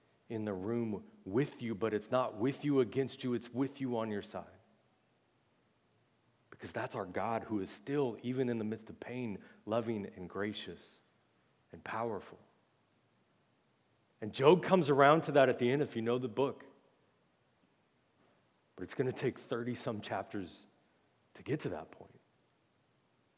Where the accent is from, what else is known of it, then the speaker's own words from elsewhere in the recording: United States; as American Christians